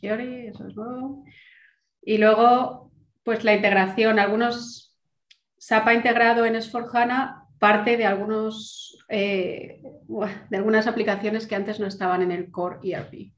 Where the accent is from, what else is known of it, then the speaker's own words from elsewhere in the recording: Valencia, Valencian Community, Spain; moved away as an adult; also born or lived in Germany / England; Yo soy de Valencia, pero bueno, parte de mi corazón también es de Madrid.